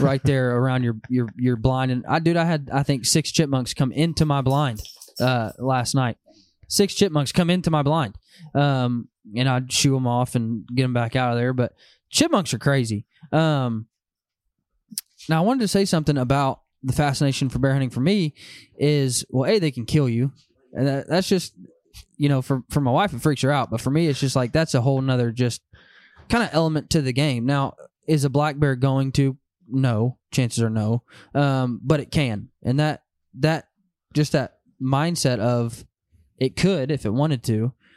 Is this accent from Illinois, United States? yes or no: no; Van Buren, Arkansas, United States; also born or lived in Oklahoma City, Oklahoma; born and raised in Van Buren, Arkansas